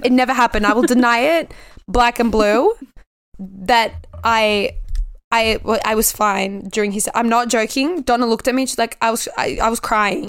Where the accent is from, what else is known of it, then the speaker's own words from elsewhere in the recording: Australia; my home country